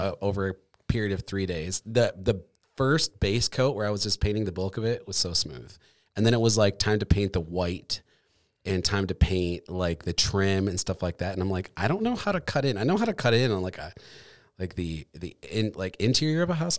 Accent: Michigan, United States; moved away as an adult; also born or lived in Colorado; now in Grand Rapids, United States; I grew up in Michigan, and then I moved away

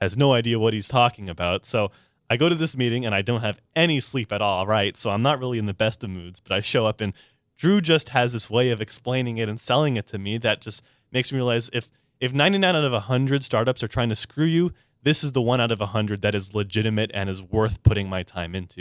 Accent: San Diego, California, United States; I'm a born and raised native, uh, to San Diego, very proud

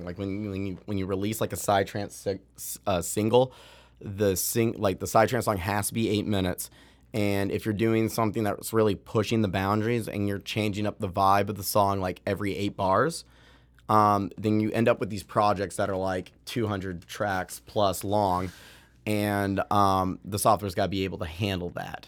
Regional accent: Boston, Massachusetts, United States; growing up in Boston, there's a, there's a music production school called Maven there

